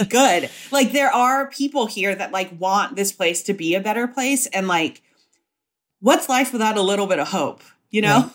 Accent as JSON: {"language": "English", "country": "Hong Kong", "tie": "born or raised there", "also_born_or_lived": "Singapore / Indonesia / Savannah, Georgia", "moved": "as an adult", "lives_now": "New York, United States", "said": "I was born in Singapore and I, uh, lived in Indonesia and I mostly grew up in Hong Kong. So I was in Hong Kong from when I was five to eighteen"}